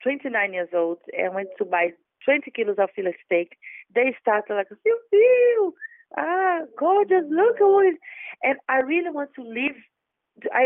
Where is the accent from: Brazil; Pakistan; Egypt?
Brazil; Salvador, Bahia; now in London, United Kingdom; I come from Salvador, where the slaves came to South America